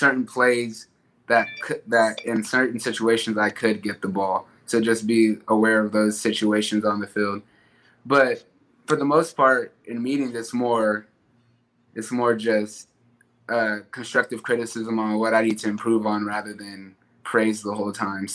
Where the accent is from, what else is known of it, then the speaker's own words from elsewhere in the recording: Tucson, Arizona, United States; come back and continue to represent my hometown